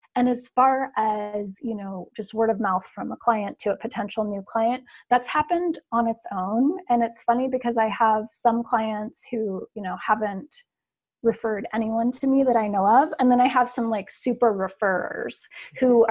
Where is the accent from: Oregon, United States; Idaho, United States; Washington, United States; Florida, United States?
Oregon, United States; Portland; now in Ashland, United States; I am originally from Portland, Oregon